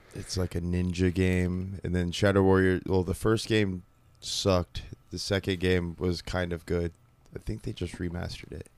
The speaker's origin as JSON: {"language": "English", "town": "Kansas City", "region": "Missouri", "country": "United States", "also_born_or_lived": "Houston", "moved": "as an adult", "said": "I am from Houston, uh, lived in Kansas City twenty-five years, um, finally moved here when I was, like, twenty-seven"}